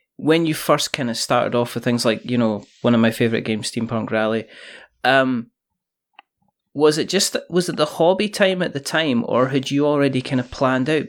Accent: Scotland, United Kingdom; I'm Scottish

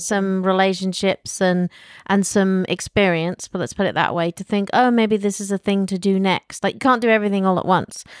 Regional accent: United Kingdom; moved away; as a Brit

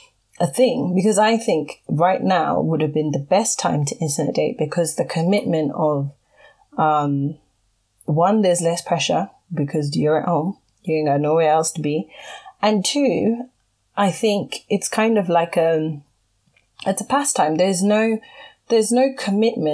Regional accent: Zimbabwe; I'm from Zimbabwe and my husband is from Nigeria

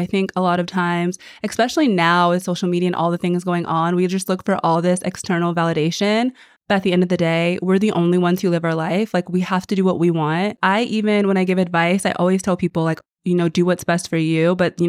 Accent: United States; I am American

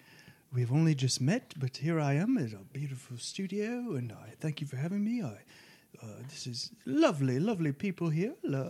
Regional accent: United Kingdom; thankfully, I am British.

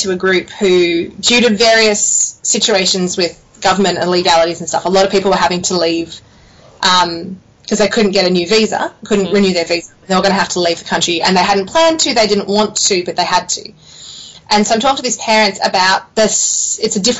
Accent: Australia; moved away as an adult; also born or lived in Sydney, Australia / Canberra, Australia / Connecticut, United States / China; growing up in Australia

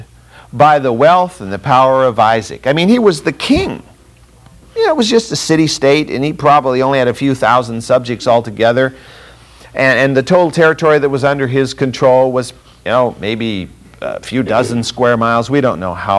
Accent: Fresno, California, United States; I grew up in Fresno, California

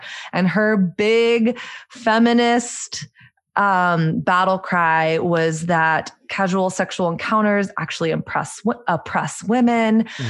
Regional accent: Southern United States, United States; It's my journey of growing up in Southern conservative culture and learning a set of narratives about my body, about sex, intimacy, dating

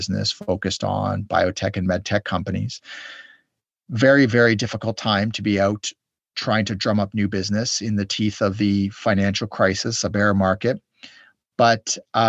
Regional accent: Canada; Canada, my home country

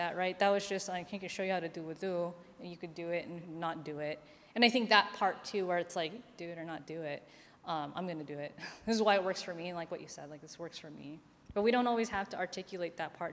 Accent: Philippines; I'm Filipino, and we use a tabo as opposed to a lota

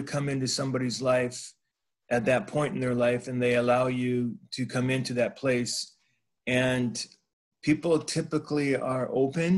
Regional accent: California, United States; I grew up in California

